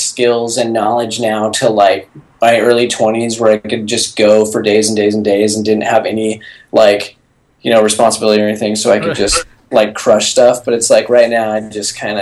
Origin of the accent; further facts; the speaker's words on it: Portland, Oregon, United States; now in Texas, United States; I'm from Portland